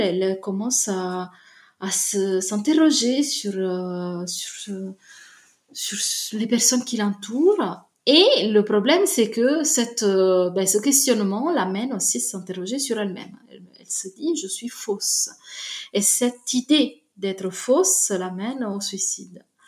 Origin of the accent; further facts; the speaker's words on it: Naples, Campania, Italy; French is a second language; moved away; je viens de Naples